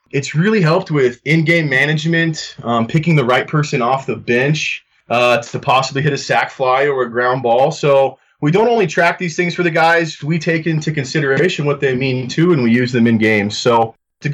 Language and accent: English; Greeley, Colorado, United States; I'm originally from Greeley, Colorado. Grew up, played at Greeley West High School